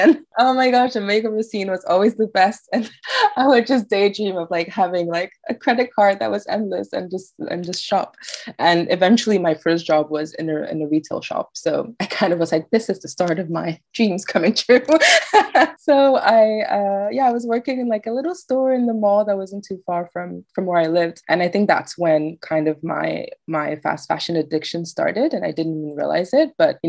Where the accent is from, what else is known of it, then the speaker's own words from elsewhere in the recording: France; And I'm like a little girl growing up in France, and I discovered this, and it kind of made me feel less alone.